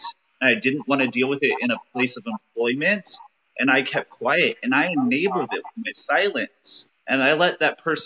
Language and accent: English; United States; being a gay man growing up in America